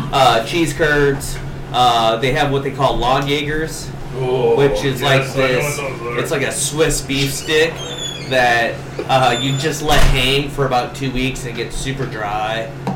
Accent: northern Illinois, United States; moved away; also born or lived in Rockford, Illinois; I grew up in northern Illinois, so. Born in Rockford, and then I moved to a little town of like 800 people just south of Rockford. But all our family was still in Rockford, right up in the border.

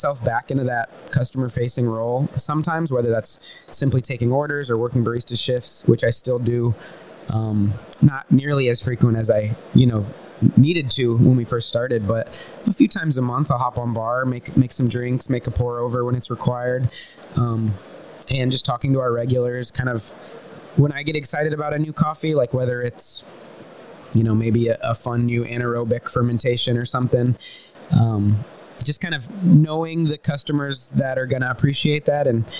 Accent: Central Florida, United States; accent: Southern; because of my accent, I'm from the South, from Central Florida

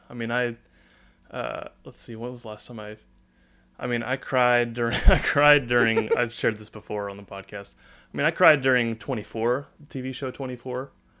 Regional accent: Northwest Arkansas, United States; I'm not from Texas. I'm from Arkansas. So born and raised in Northwest Arkansas. Silent Springs, where me and Connor went to high school.

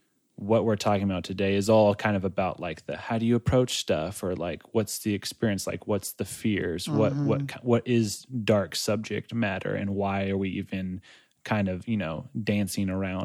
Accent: Shell, Pastaza, Ecuador; while I was in Ecuador, we were in my hometown shell. I think we were visiting at that point

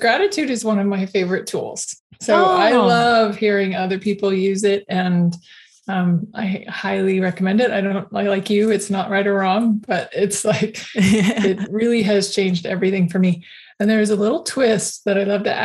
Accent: Alaska, United States; moved away; I was raised in Alaska

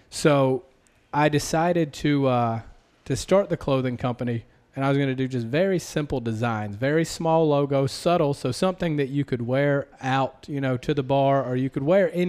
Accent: the South, United States; accent: Southern; I have a slight complex about my accent, you know, being from the South

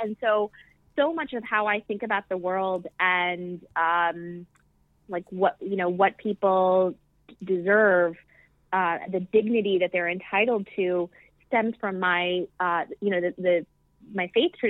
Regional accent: Midwest, United States; I'm finding that so many parts of who I am, I'm a Midwesterner. Mm-hmm. I'm not only from Pakistan, my father's from the tribal areas, which are like marginalized within Pakistan.

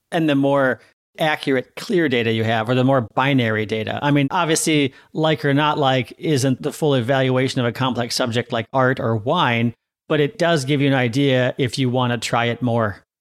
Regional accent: Seattle, Washington, United States; Or I'm always happier on rainier days because I'm from Seattle, right?

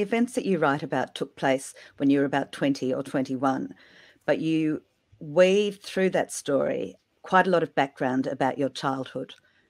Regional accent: Australia; I'm an Australian books writer

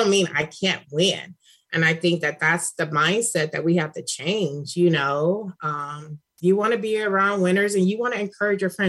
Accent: Cleveland, Ohio, United States; now in California, United States; I'm from Cleveland

